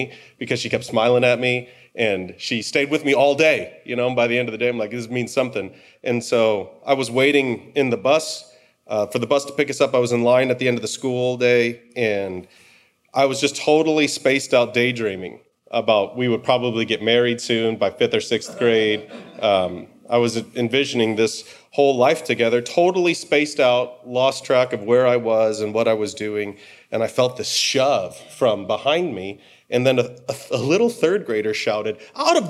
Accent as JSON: {"language": "English", "town": "Cleveland", "region": "Ohio", "country": "United States", "tie": "born or raised there", "also_born_or_lived": "Detroit, Michigan", "said": "we moved from Detroit, where I'd grown up, to Cleveland"}